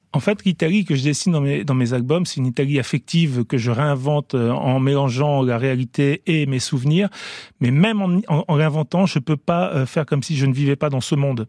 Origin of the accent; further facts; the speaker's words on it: France; also born or lived in Italy; j'ai grandi quand même en France